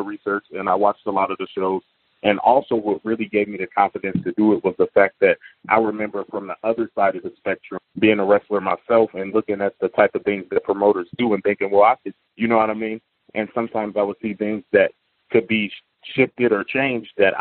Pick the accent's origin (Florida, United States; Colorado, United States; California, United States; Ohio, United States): Ohio, United States; Toledo; moved away as an adult; now in Arizona, United States; I'm from a small city in Ohio called Toledo, Ohio